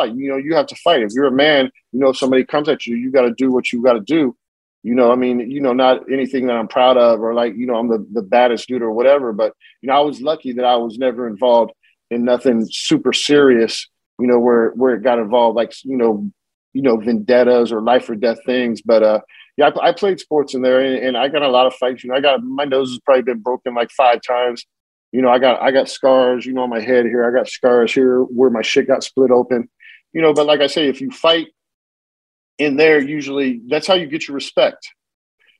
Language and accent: English; California, United States; also born or lived in Lemoore, California / San Diego, California / San Jose, California; I was born in Lemoore, California, which is a central coast between LA and San Diego. You know, I grew up in San Diego and I grew up in San Jose, you know, and I spent a lot of time in Northern California